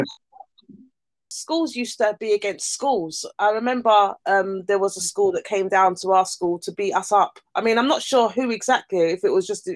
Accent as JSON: {"language": "English", "region": "London", "country": "United Kingdom", "tie": "born or raised there", "said": "I grew up in Battersea"}